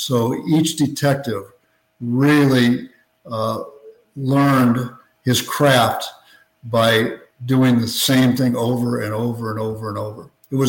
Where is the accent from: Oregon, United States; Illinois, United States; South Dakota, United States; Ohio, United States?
Illinois, United States; moved away as an adult; now in Miami, United States; I spent 30 years as a police officer in Miami. I'm originally from Illinois.